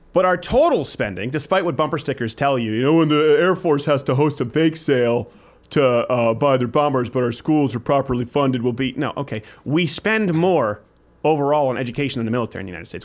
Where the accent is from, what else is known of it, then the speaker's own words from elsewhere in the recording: Canada; When I was raised in Canada